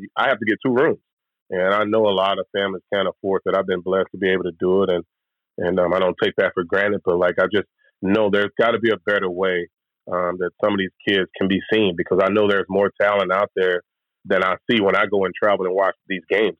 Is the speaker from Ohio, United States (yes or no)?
no; Louisville, Mississippi, United States; moved away as an adult; also born or lived in Starkville, Mississippi; now in Tampa, United States; growing up in Louisville